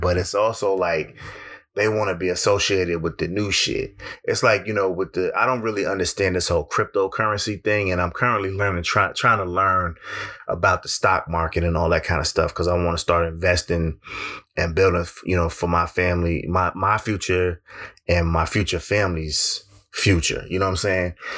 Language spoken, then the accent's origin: English; Connecticut, United States; my home state of Connecticut